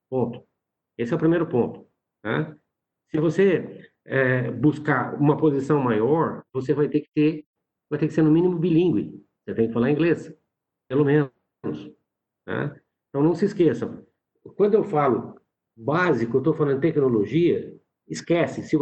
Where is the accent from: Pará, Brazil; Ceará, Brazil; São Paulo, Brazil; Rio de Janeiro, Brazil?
São Paulo, Brazil; São Carlos; É, eu sou é, de São Paulo, do interior de São Paulo, né, de São Carlos.